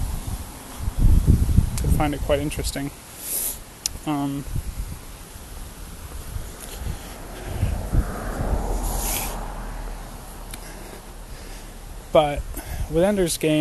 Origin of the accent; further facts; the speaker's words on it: New England, United States; I grew up in New England